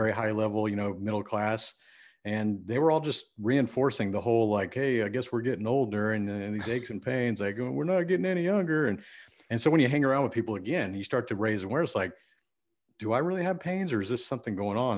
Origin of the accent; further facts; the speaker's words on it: Friendswood, Texas, United States; I grew up in Houston, Texas, a suburb called Friendswood, Texas.